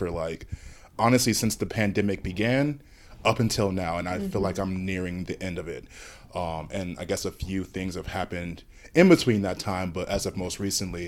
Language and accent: English; Chicago, Illinois, United States; moved away as an adult; now in Brooklyn, United States; I'm from Chicago.